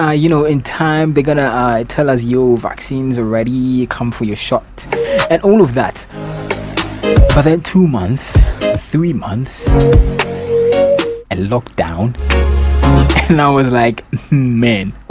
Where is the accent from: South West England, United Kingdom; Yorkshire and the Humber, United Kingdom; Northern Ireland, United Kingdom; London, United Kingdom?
London, United Kingdom; accent: Cockney; I'm from London, so and once in a while, you know, my Cockney accent is going to be kicking in.